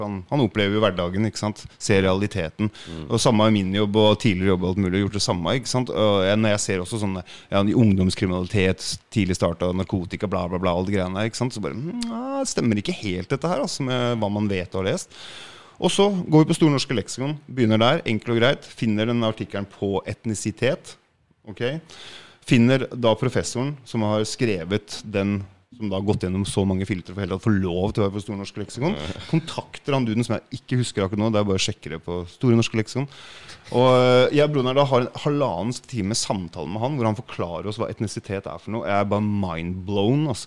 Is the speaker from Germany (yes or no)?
no; Jukkasjärvi, Norrbotten County, Sweden; vi kommer fra Jukkasjärvi, der eh, mye av familien Jukkasjärvi Det er eh, sånn ti, ti kilometer unna